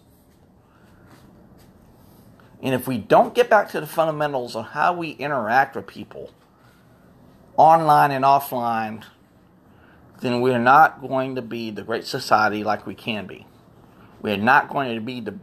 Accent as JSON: {"language": "English", "region": "Florida", "country": "United States", "tie": "born or raised there", "said": "Born and raised in Florida"}